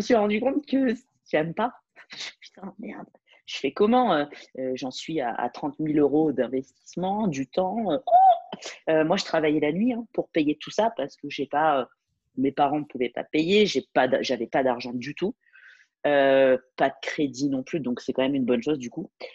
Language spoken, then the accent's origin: French; France; moved away as an adult; je, suis française